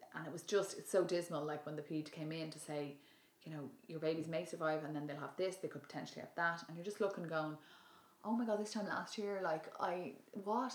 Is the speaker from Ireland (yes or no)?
yes; Dublin, Leinster, Ireland; my original original background I'm from Dublin